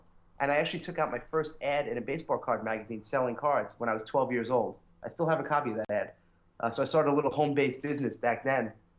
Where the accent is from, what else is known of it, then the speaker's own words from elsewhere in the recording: New York, United States; accent: New York; now in Connecticut, United States; and I grew up in New York, if you couldn't tell from my accent. Although I'm starting to lose it a little